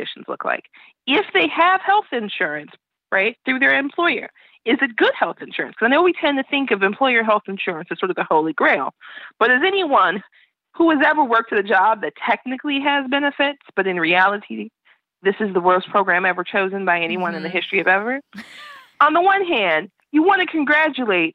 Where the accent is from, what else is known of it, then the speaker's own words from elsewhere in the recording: Chicago, Illinois, United States; I'm from Chicago